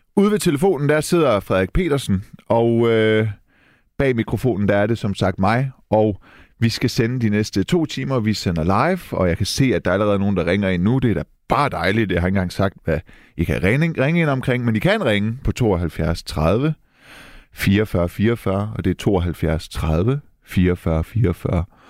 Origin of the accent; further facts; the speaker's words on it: Denmark; Jeg er dansk iraner. Jeg er født og opvokset i Danmark.